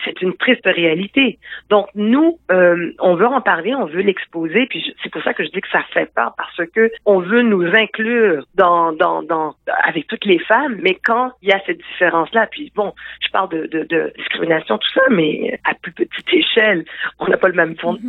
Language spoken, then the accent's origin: French; Quebec, Canada; je suis née ici au Québec, je me considère comme québécoise